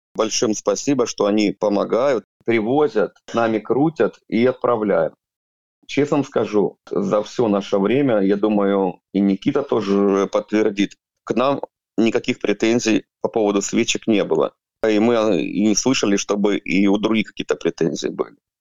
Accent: Sievierodonetsk, Luhansk Oblast, Ukraine; now in Jurmala, Latvia; Я гражданин Украины, родом с города Северодонецка, Луганской области.

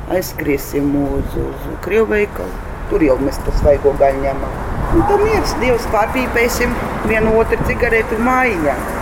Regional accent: Liepāja, Latvia; moved away as an adult; also born or lived in Monaghan, Ireland; now in Ireland; es pati esmu no Liepājas, pabeidzu arotvietu skolu

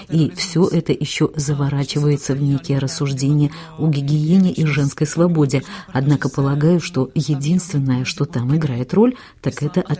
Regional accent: Ukraine; мы ну, с Украины, да. мы Украина, Россия, друзья.

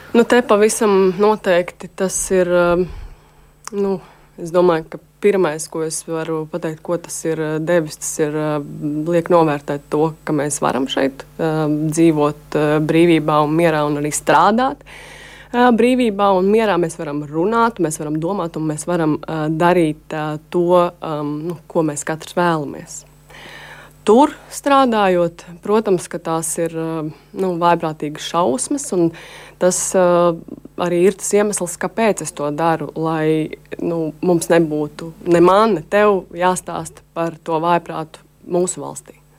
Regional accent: Latvia; es esmu žurnālists no Latvijas

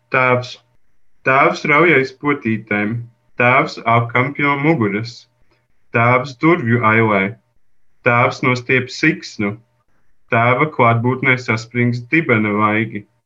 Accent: Madona, Madona Municipality, Latvia; moved away; also born or lived in Riga; es esmu no Lazdonas pagasta, drusku ārpus Madonas

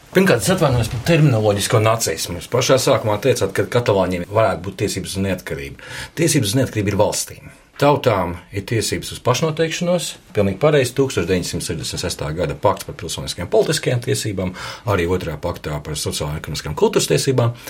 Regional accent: Latvia; kā latvietim

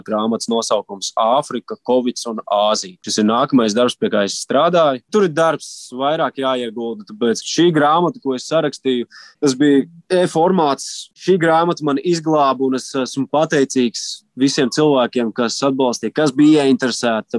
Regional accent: Latvia; mēs esam divi latvieši

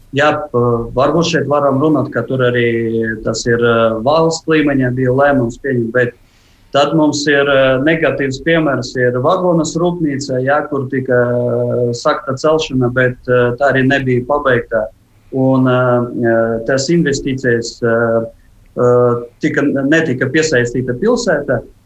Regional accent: Jelgava, Jelgava Municipality, Latvia; Runājot par manu dzimto pilsētu, kā Jālgava

